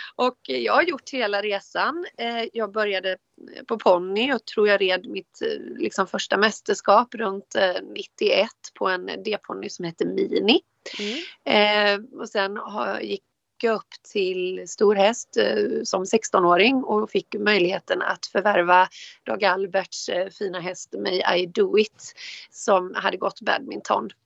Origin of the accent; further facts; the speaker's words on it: Varberg, Halland County, Sweden; kommer ifrån Varberg, född och uppvuxen i Varberg.